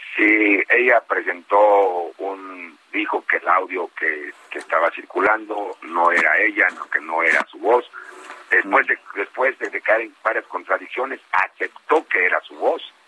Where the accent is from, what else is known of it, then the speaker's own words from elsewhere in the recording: Metepec, State of Mexico, Mexico; yo soy, soy aquí de Metepec, amo profundamente a mi pueblo